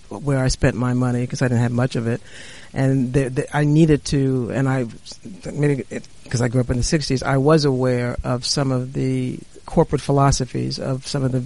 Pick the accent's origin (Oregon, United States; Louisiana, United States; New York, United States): New York, United States; New York City; I grew up in the South Bronx, and my world was the South Bronx